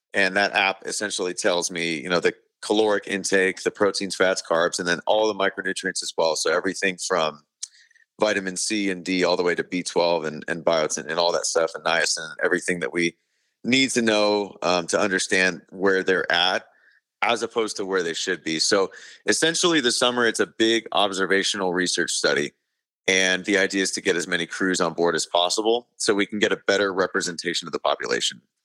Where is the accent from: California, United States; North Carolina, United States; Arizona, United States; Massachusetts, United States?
Arizona, United States; I'm from Arizona, So being from Arizona